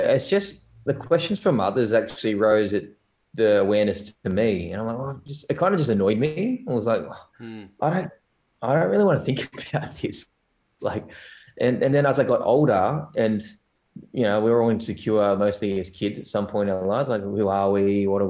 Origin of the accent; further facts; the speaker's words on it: South Korea; now in Australia; I have an Asian background, but I'm from South Korea, man. And that's my heritage, not North, because if I was North, I would be a damn good swimmer.